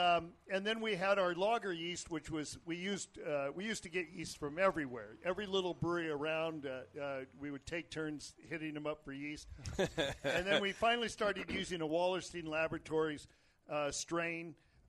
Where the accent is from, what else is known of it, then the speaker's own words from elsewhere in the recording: Petaluma, California, United States; I'm from Petaluma. He's from Petaluma.